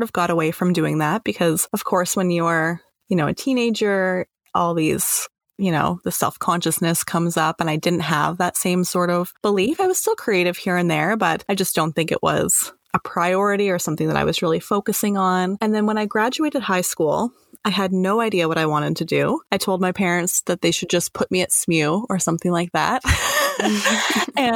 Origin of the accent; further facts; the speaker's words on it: Toronto, Ontario, Canada; I was born in Toronto and I'm the eldest of four kids